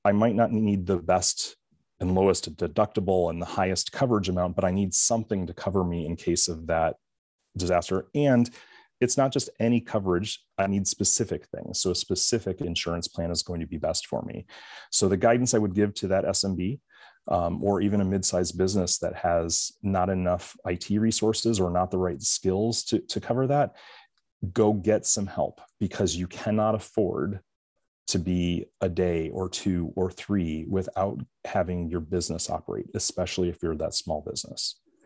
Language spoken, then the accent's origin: English; Michigan, United States; I'm from Michigan